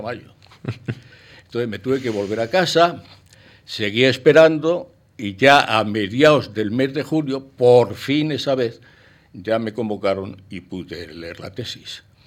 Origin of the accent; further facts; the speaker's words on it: Spain; also born or lived in Paris, France / Boston, United States; naturalmente soy español y viví en España hasta los 23 años